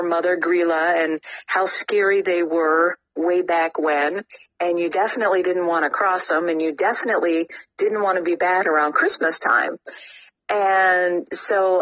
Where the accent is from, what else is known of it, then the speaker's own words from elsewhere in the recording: United States; I grew up in the United States